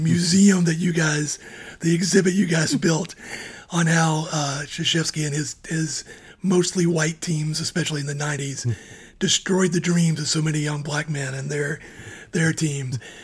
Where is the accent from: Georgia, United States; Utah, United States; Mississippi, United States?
Georgia, United States; I grew up in Georgia